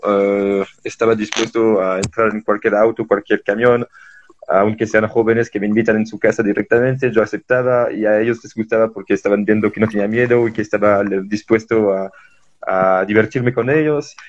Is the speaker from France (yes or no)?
yes; France; Spanish is a second language; moved away as an adult; also born or lived in Belgium / Ciudad Colón, Costa Rica; now in Bolivia; de 7 a 24 en Francia